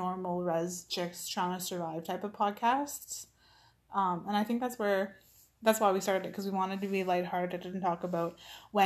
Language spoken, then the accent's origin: English; Garden River First Nation, Ontario, Canada; I'm from Garden River First Nation.